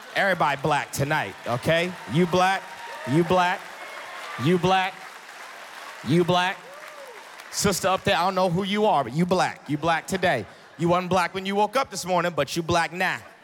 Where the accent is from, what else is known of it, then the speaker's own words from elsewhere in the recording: Boston, Massachusetts, United States; moved away as an adult; now in the South, United States; I'm originally from Boston, Massachusetts